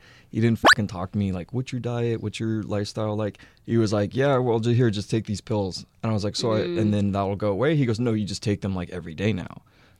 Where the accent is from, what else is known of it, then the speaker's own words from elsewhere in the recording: Texas, United States; But I'm from Texas. And to a man from Texas, yeah, jorts are like a mating call.